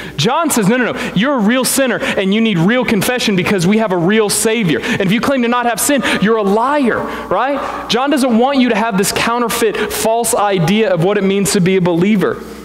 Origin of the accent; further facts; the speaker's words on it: Springfield, Missouri, United States; I'm from Springfield, Spring Vegas, right? And, uh, and so everything down there is the Ozarks